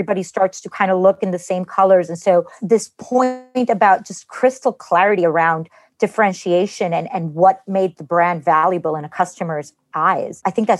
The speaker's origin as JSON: {"language": "English", "country": "Costa Rica", "tie": "born or raised there", "said": "I grew up in Costa Rica. My parents are Cuban"}